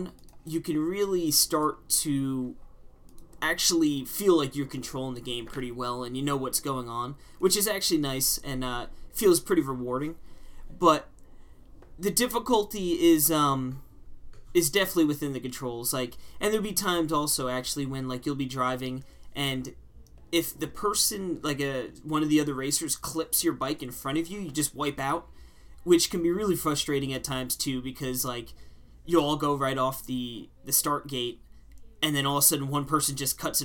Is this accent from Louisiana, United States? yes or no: no; Long Island, New York, United States; my hometown. They have a Long Island course